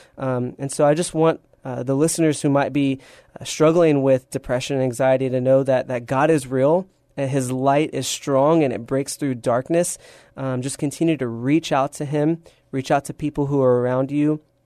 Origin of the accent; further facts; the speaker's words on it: San Antonio, Texas, United States; born and raised in San Antonio